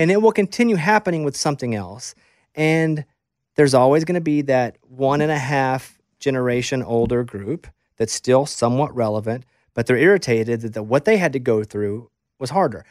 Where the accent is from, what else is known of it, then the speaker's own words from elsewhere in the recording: Arkansas, United States; moved away as an adult; also born or lived in Austin; now in Nashville, United States; I grew up in Arkansas